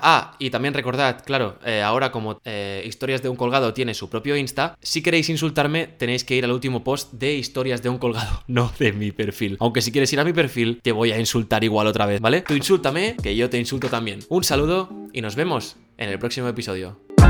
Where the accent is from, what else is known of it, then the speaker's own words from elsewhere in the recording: Spain; compréndeme que no soy de aquí, mira mi matrícula, eh, soy de España